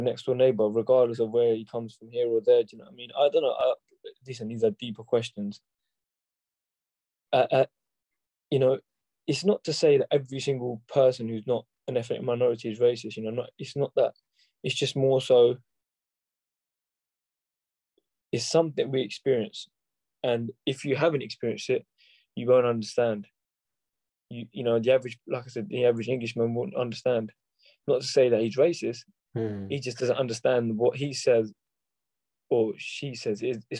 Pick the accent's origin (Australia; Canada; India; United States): India; North India; It's not because I'm from North India, I'm the same as someone who's from South.